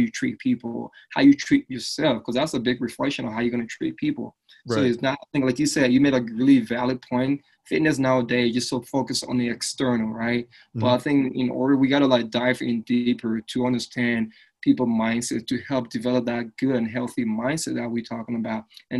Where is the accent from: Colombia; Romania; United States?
United States; Philadelphia, Pennsylvania; also born or lived in Liberia; So I grew up in Philadelphia, right? And when I first came to the States, back then my accent was a lot more stronger, right?